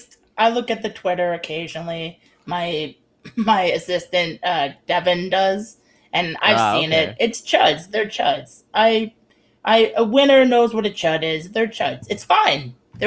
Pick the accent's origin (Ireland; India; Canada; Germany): Canada; That's deeply offensive to me as a Canadian, all of that foolishness.